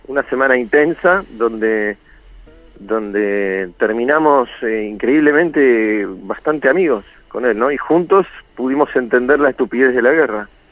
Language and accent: Spanish; Argentina; soy un sobreviviente del Regimiento 7, digamos, la unidad con más muertos y heridos del lado argentino